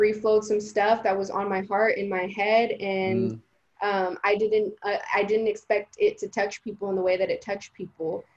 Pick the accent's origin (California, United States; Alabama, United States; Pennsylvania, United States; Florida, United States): California, United States; the Bay Area; first language Spanish; English is a second language; also born or lived in Guatemala; I'm from the Bay. This is my community.